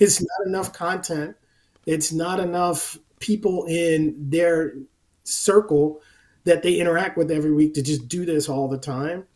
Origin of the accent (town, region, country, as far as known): New Jersey, United States; now in Long Island, United States